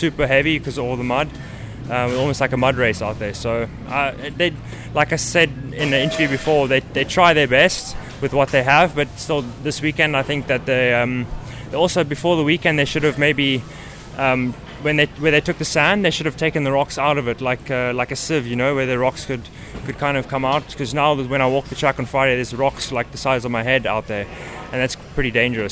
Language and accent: English; South Africa; moved away; also born or lived in Europe; growing up in South Africa